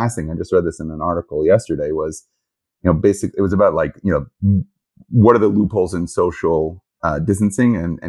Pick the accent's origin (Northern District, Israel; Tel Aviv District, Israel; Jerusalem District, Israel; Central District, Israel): Jerusalem District, Israel; Jerusalem; also born or lived in Toronto, Canada / New York, United States; now in Houston, United States; Born in Toronto. Okay. Grew up in Jerusalem.